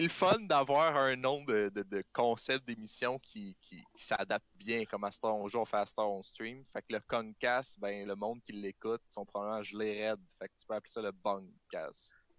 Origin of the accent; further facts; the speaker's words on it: Canada; on est des Canadiens fucking whack avec des poches de lait